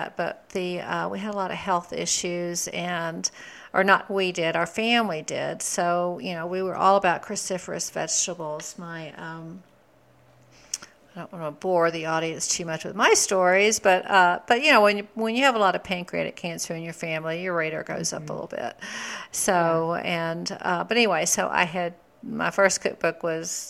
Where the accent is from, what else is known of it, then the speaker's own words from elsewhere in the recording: Texas, United States; I'm from Texas